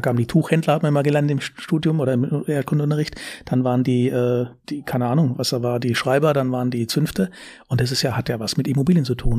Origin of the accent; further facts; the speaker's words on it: Karlsruhe, Baden-Württemberg, Germany; accent: süddeutscher Singsang; moved away as an adult; also born or lived in Frankfurt Rhein-Main; now in Frankfurt, Germany; Ich komme aus Baden. Bin geboren in Karlsruhe. Ja. Äh, hört man vielleicht ab und zu.